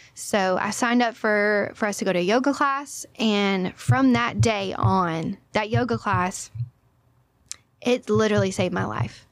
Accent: Orange, Texas, United States; also born or lived in Hawaii; I'm from Orange, Texas.

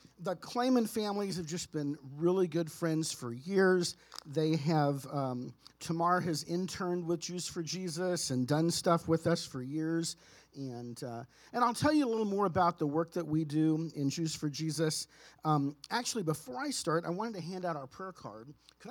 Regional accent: San Antonio, Texas, United States; now in Phoenix, United States; I've live in Phoenix, I am originally way back a very long time ago from born and raised in San Antonio, Texas

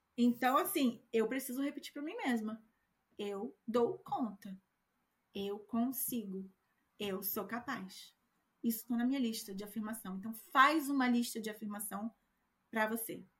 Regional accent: Brazil; moved away; eu, que sou brasileira, não tenho o mesmo sotaque que você

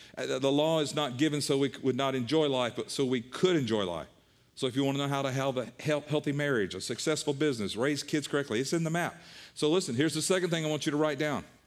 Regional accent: the Bible Belt, United States; I was raised in the Bible Belt.

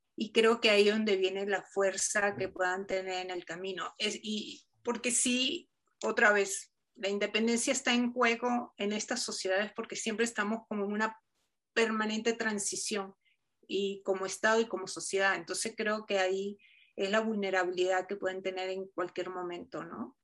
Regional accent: Venezuela; yo soy venezolana

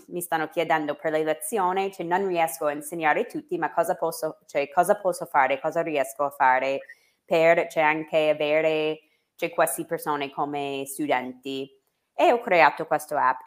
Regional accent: United States; Italian is a second language; moved away as an adult; now in Italy

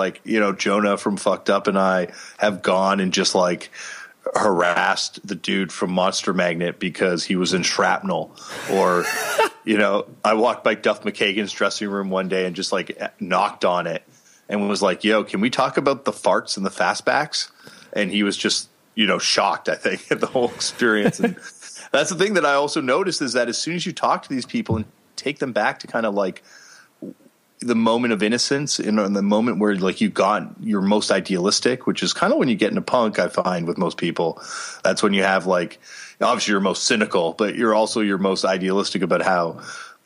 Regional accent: Toronto, Ontario, Canada; growing up in Toronto, Canada, I was like, you know, really privileged

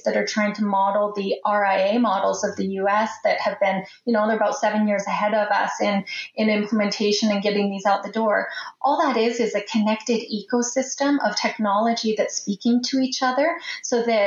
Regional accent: Canada; as a Canadian

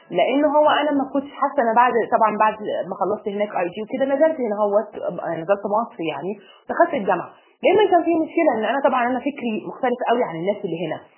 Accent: United Arab Emirates; also born or lived in Egypt; انا مصريه اب وام مصريين وانا اتولدت يعني في مصر وسافرت وانا اقل من ست شهور

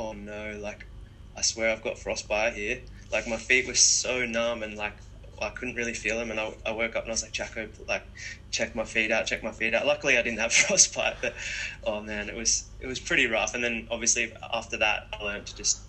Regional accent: Umina Beach, New South Wales, Australia; after we moved to Australia, I grew up in Yumina on the central coast of Australia. It's quite a small town.

